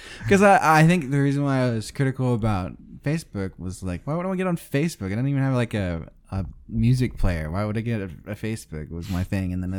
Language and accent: English; the South, United States; accent: southern; my southern accent